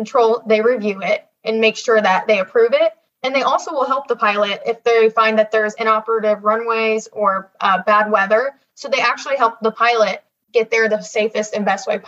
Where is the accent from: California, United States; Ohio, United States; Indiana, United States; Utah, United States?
Ohio, United States; I'm from Ohio